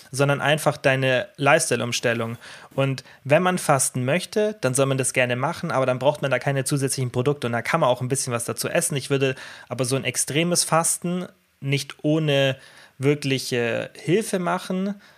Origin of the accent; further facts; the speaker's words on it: Allgäu, Bavaria, Germany; bei uns im Allgäu